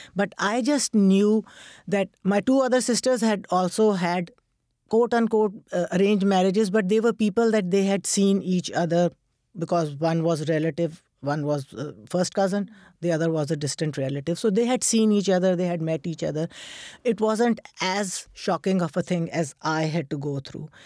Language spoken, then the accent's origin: English; Pakistan; moved away as an adult; now in United States; I'm a Muslim and I'm from Pakistan